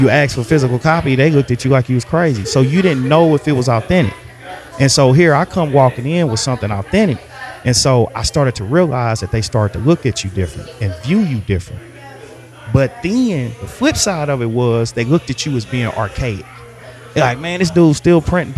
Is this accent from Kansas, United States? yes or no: yes; Kansas City, Kansas, United States; also born or lived in Wichita, Kansas; I was born in Wyandotte County. So I'm from 913. I'm from the 913